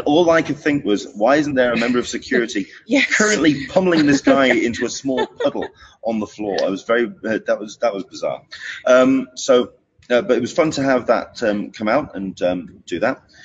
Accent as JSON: {"language": "English", "region": "England", "country": "United Kingdom", "said": "as an Englishman, as someone from mm-hmm. outside of uh, the uh, US coming"}